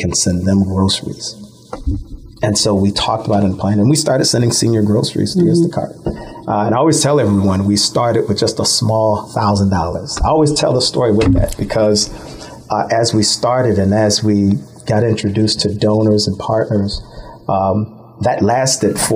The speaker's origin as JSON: {"language": "English", "town": "Buffalo", "region": "New York", "country": "United States", "tie": "born or raised there", "also_born_or_lived": "Orlando, Florida", "said": "I was born and raised here in Buffalo"}